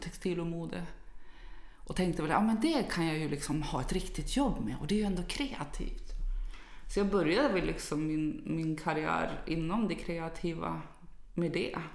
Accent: Umeå, Västerbotten County, Sweden; moved away; jag kommer ju från Umeå ursprungligen

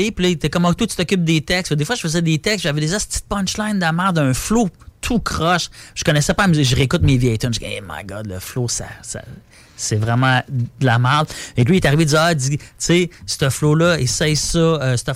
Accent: Terrebonne, Quebec, Canada; Parce que moi, je viens de Terrebonne. Puis là, j'étais comme vintage à l'est.

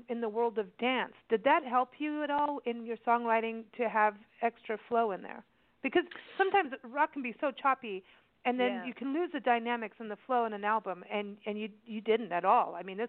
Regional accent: Kenya; also born or lived in South Africa; and I grew up in Kenya as a kid in South Africa

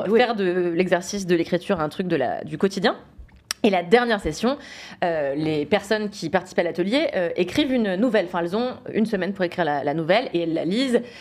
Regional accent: Levallois-Perret, Île-de-France, France; j'ai grandi à Levallois-Perret

